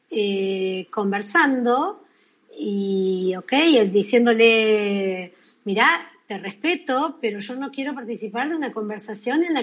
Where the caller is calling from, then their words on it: Argentina; de Argentina